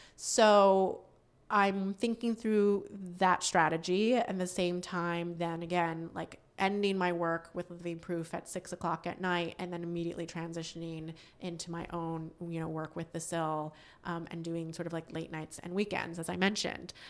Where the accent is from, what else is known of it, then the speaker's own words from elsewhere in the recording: Northampton, Massachusetts, United States; moved away; I grew up in Western Massachusetts, uh, in a town called Northampton